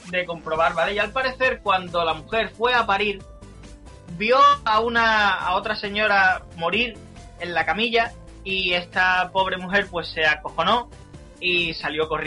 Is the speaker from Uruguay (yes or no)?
no; Andalusia, Spain; Pero bueno, aquí todos somos andaluces y sabemos reírnos de nosotros mismos.